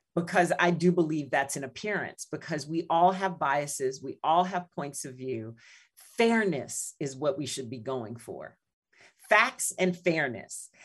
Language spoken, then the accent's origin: English; New Iberia, Louisiana, United States; now in Chicago, United States; my hometown of Louisiana, uh, New Iberia